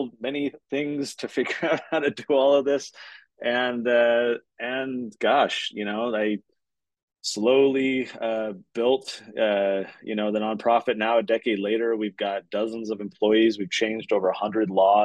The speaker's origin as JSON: {"language": "English", "region": "California", "country": "United States", "moved": "yes", "lives_now": "Utah, United States", "said": "I'm from California"}